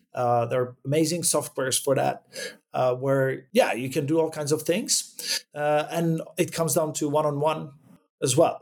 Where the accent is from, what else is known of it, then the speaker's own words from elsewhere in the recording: Prague, Czechia; moved away as an adult; now in Sweden; I come from Prague, from Czech Republic originally.